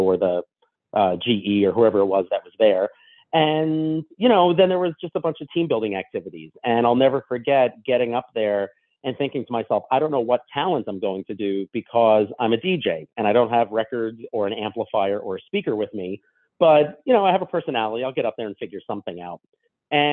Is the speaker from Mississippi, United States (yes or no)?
no; Long Island, New York, United States; I'm from Long Island, grew up that way